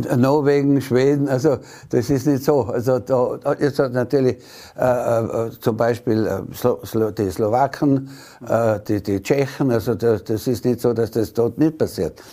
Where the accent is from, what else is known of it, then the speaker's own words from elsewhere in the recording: Tyrol, Austria; so dominant waren wir in den letzten Jahren nicht mehr als Tiroler